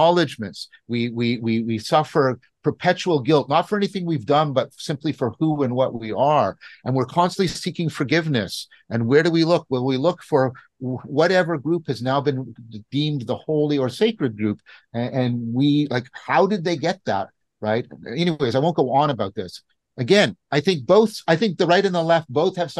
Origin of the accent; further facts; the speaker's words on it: Canada; I'm a Canadian